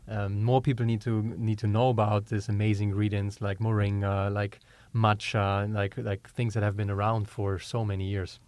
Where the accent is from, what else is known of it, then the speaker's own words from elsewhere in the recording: Germany; accent: German; English is a second language; moved away as an adult; also born or lived in Georgia, United States; now in United States; growing up in Germany, very meat heavy